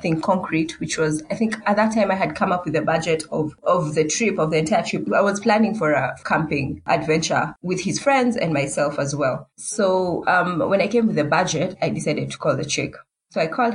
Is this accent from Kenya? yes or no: yes; Nairobi, Kenya; I'm from Nairobi, Kenya